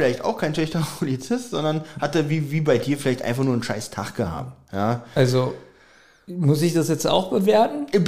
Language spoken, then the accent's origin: German; Berlin, Germany; Das muss man auch als Berliner wissen.